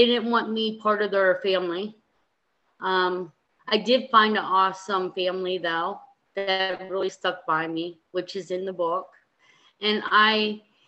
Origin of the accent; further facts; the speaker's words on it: East Berlin, Pennsylvania, United States; also born or lived in Perry County, Pennsylvania / Lancaster, Pennsylvania; I grew up in East Berlin, Pennsylvania